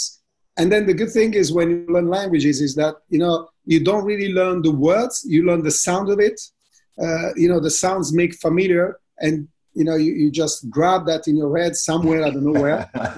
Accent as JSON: {"language": "English", "country": "Italy", "tie": "born or raised there", "also_born_or_lived": "France", "second_language": "English", "moved": "as an adult", "lives_now": "Barcelona, Spain", "said": "the school in my hometown was too small, but I was only 12, but it was still in Italy."}